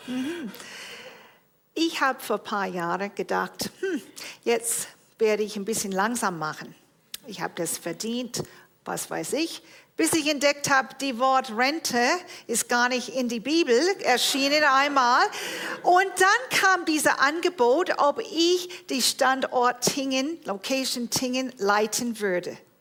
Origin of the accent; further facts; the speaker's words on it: Toronto, Ontario, Canada; moved away; Ich bin geboren und aufgewachsen in Toronto, Kanada